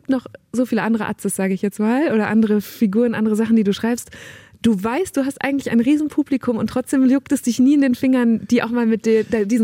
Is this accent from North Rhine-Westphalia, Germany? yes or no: yes; Borken, North Rhine-Westphalia, Germany; Ich weiß gar nicht, ob du das weißt, aber ich komme auch aus Münsterland. Ich bin Borkenerin.